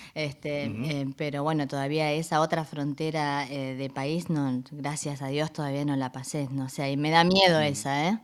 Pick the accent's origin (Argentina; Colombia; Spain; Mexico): Argentina; Resistencia, Chaco; moved away as an adult; now in Berlin, Germany; yo vengo de una ciudad que se llama Resistencia.